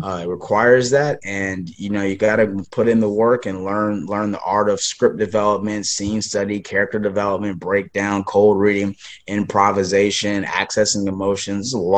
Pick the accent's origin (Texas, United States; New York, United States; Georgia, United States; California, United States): California, United States; Los Angeles; Yeah, so I grew up in Los Angeles, and I actually was really pursuing a life being a scientist, and I played a lot of sports.